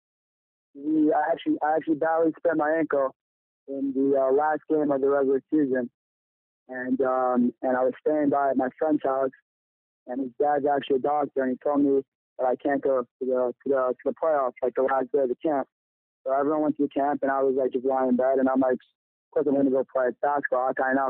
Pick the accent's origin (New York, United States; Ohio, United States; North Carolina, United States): New York, United States; Lawrence; I'm from Lawrence, New York. I attended Dark and Torrance Rockway my entire life